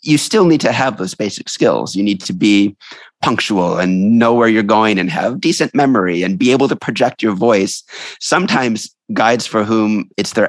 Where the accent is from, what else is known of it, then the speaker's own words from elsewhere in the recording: New York City, New York, United States; I'm a New Yorker